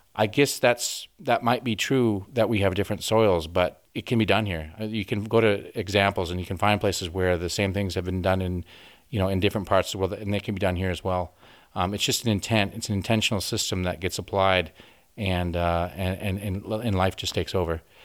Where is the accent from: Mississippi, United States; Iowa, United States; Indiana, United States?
Iowa, United States; Orange City; moved away as an adult; now in Western Australia, Australia; I grew up in the northwest part of, of Iowa. Sioux County is actually kind of from the city. It's, the city is Orange City